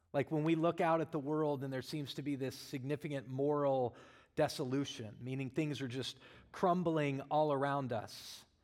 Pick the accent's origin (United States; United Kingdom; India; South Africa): United States; Colorado; now in Arizona, United States; I'm from Colorado